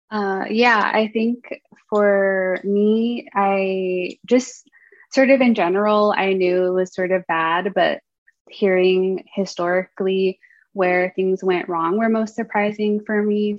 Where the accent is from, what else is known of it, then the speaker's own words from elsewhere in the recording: Durango, Colorado, United States; now in Berkeley, United States; I grew up in a town called Durango